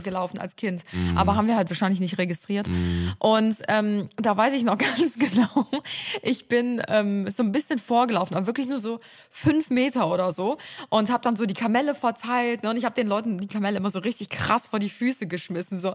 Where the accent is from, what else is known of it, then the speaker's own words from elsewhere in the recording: Cologne, North Rhine-Westphalia, Germany; also born or lived in Ulm; ich bin ja in Ehrenfeld aufgewachsen